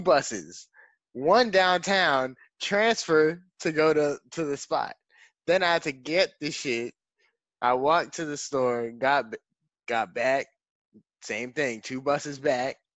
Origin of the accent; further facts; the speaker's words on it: New York, United States; now in Florida, United States; I'm from New York